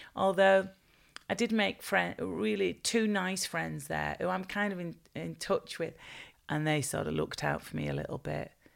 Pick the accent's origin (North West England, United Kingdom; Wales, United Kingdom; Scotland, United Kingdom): North West England, United Kingdom; Bolton; I was born and raised in in Bolton